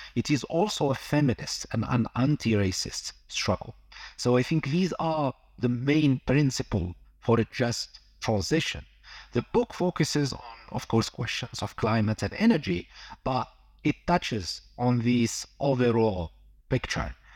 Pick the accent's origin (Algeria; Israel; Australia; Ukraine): Algeria; moved away; also born or lived in London / Amsterdam; I'm originally from Algeria